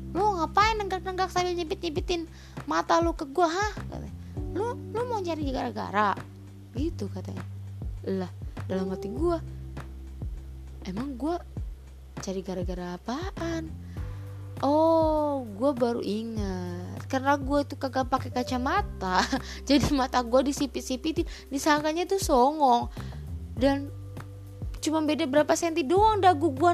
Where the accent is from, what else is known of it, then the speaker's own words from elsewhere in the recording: Cirebon, West Java, Indonesia; jadi SMA gue ini adalah terbilang SMA favorit di kota gue yaitu di di, eh, di Cirebon